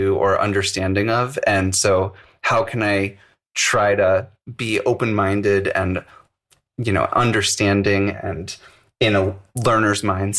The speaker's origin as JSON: {"language": "English", "town": "St. Louis", "region": "Missouri", "country": "United States", "tie": "born or raised there", "said": "I was born and raised in the Midwest. I grew up in a suburb of St. Louis, went to a public school"}